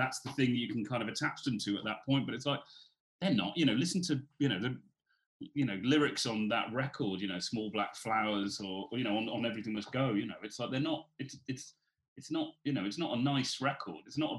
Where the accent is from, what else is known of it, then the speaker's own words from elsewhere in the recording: Newport, Wales, United Kingdom; I'm from Newport, so I'm just down the road from them